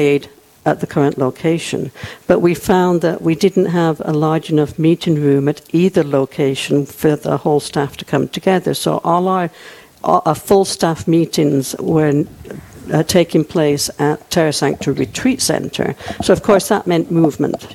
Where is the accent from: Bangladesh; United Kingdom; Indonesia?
United Kingdom; England; moved away as an adult; also born or lived in Germany; now in Rapid City, United States; I was born and raised in England